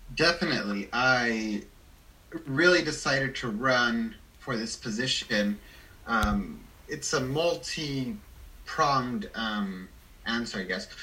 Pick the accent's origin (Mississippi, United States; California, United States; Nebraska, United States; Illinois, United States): California, United States; Salinas; I'm born and raised in Salinas.